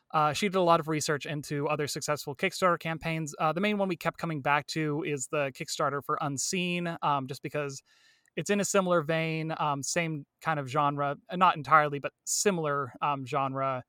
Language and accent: English; Medford, Oregon, United States; also born or lived in Mammoth Lakes, California; pretty much born and raised here in, uh, Medford, Oregon, uh, Southern Oregon area